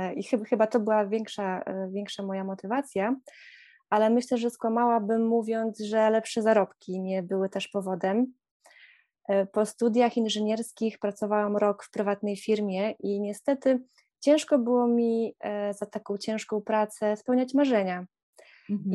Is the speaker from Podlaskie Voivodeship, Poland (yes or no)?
yes; Podlaskie Voivodeship, Poland; moved away as an adult; now in Netherlands; pochodzę z pięknego regionu Polski i Podlasie jest dla mnie bardzo magiczne